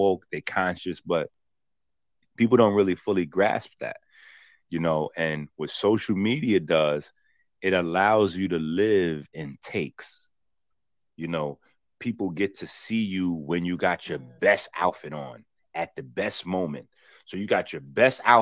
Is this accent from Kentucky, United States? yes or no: no; New York City, New York, United States; I'm from the Bronx